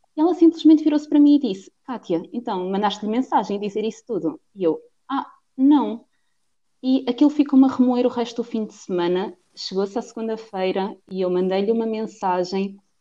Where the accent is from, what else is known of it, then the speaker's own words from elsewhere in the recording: Cantanhede, Centro, Portugal; sou portuguesa, tenho 23 anos e hum, vivo na cidade de Coimbra, no distrito, melhor dizendo, hum, mas a minha cidade mesmo é em Cantanhede